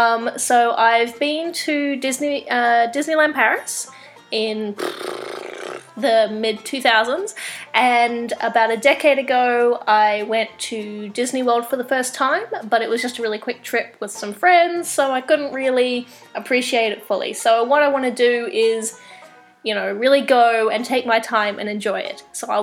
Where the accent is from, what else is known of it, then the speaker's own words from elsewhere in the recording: Australia; also born or lived in New Zealand / Ottawa; now in Kingston, Canada; I grew up in Australia and New Zealand, hence the accent. And I recently moved to Canada. In fact, I recently moved from Ottawa to Kingston in Canada